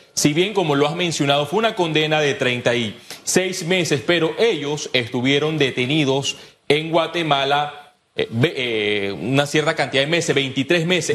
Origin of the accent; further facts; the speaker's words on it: Panama; Como panameño